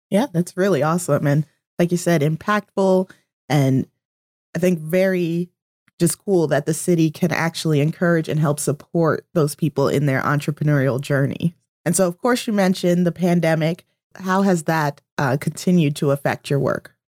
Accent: Easton, Pennsylvania, United States; I grew up in Easton

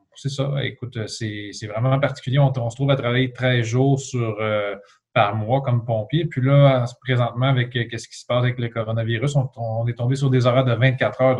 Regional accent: L'Assomption, Quebec, Canada; also born or lived in Trois-Rivières; now in Mirabel, Canada; J'ai grandi dans une petite ville à environ 30 km de, Montréal, euh, à l'est. Euh, c'était la ville de l'Assomption, juste à côté de Repentigny.

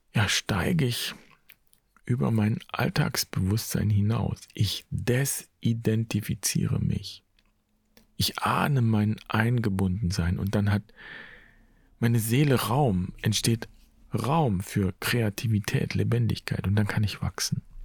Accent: Germany; hier bei uns in Deutschland

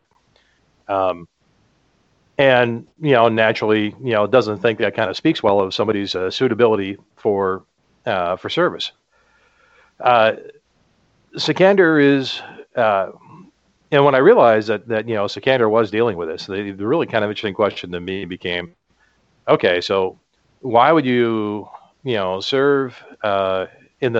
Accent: United States; I'm a Caucasian, I'm an American

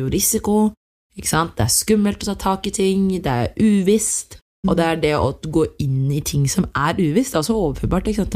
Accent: Norway; Jeg har eritreisk opphav, men født og oppvokst her i Norge

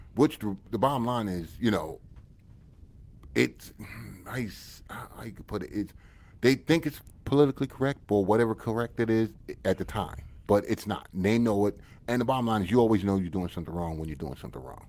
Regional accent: United States; I'm American and you know that. And I'm, I'm American to the core

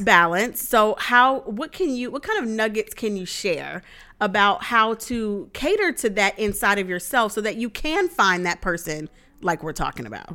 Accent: the South, United States; I'm from the South

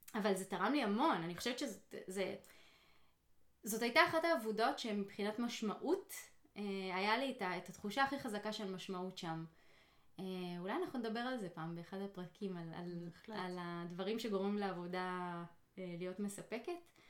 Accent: Israel; now in United States; אני במדינה אחרת עכשיו, לא במדינה כן. שאני גדלתי בה

